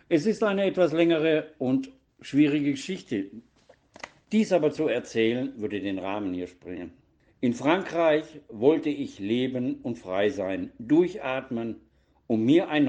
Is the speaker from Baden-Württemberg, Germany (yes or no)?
yes; Donaueschingen, Baden-Württemberg, Germany; Geboren wurde ich im Dezember 1959 in Donaueschingen und habe dort auch die Schule besucht und bin auf, dort aufgewachsen.